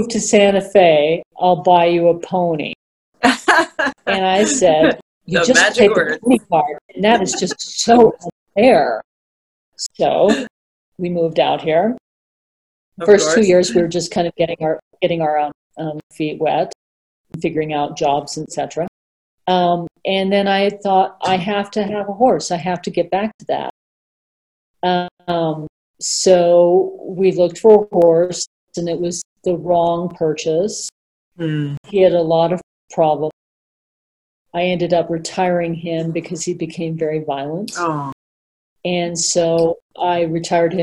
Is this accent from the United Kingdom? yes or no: yes; England, United Kingdom; now in United States; I was born in England